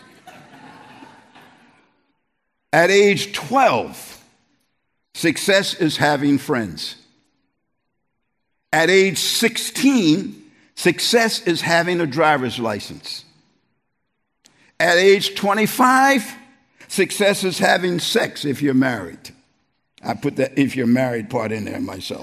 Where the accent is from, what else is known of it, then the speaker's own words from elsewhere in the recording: East Coast, United States; moved away; also born or lived in New York area; I'm from the East Coast.